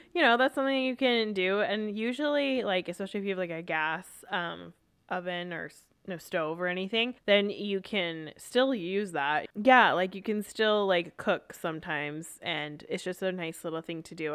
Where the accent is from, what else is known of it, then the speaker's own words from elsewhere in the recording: Vancouver, British Columbia, Canada; I grew up in Vancouver, still am here